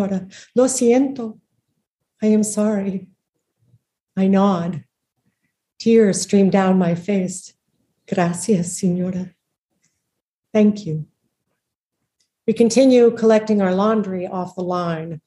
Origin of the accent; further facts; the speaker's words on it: United States; moved away; I am an American on foreign soil